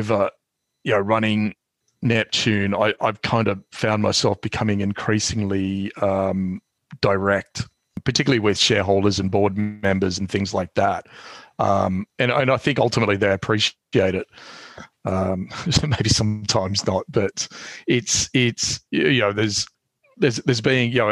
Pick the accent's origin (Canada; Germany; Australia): Australia; moved away as an adult; now in London, United Kingdom; being an Australian here. I mean, there are plenty of, well, less now than there used to be, but, you know, there are plenty of us up here.